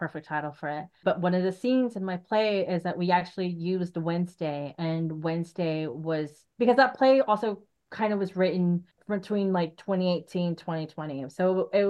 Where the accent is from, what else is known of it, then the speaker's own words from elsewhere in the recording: Arizona, United States; now in Portland, United States; I'm from Arizona